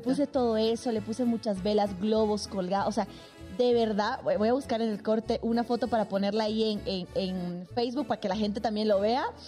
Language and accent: Spanish; Sucre, Chuquisaca, Bolivia; moved away; en mi ciudad natal, Sucre